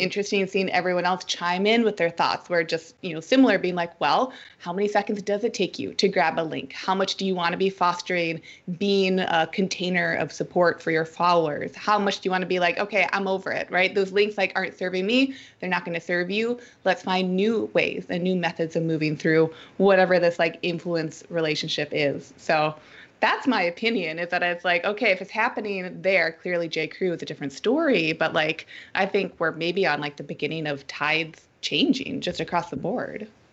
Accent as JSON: {"language": "English", "town": "Minneapolis", "region": "Minnesota", "country": "United States", "moved": "yes", "lives_now": "Portland, United States", "said": "I'm from the Midwest, good old Minnesota, Minneapolis"}